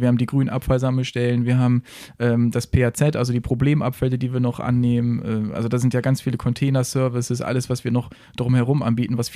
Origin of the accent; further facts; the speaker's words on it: Siekel, Lower Saxony, Germany; Ich komme aus Siekel. Das heißt, äh, das ist ja alles noch Bundesstraße, Landstraße